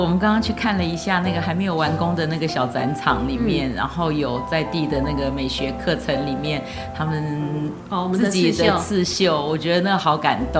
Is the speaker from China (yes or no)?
no; Taipei, Taiwan; 其实嗯，社子真的是一个值得我们台北人。